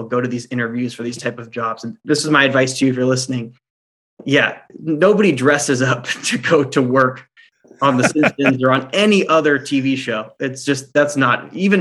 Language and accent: English; Orange County, California, United States; I grew up in Orange County